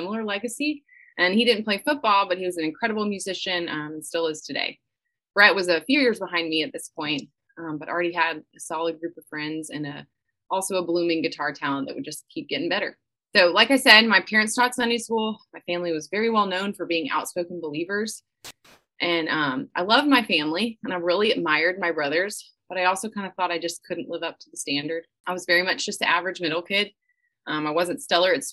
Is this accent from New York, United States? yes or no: no; Atlanta, Georgia, United States; born or raised there